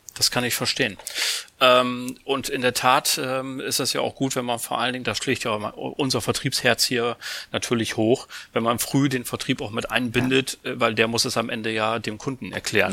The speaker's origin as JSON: {"language": "German", "region": "Bremen", "country": "Germany", "moved": "yes", "lives_now": "Hamburg, Germany", "said": "bin ich ja Bremer"}